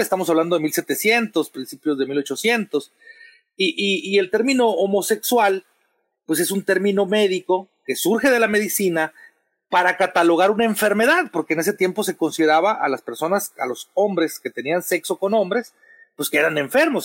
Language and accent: Spanish; Sonora, Mexico; yo, soy de Sonora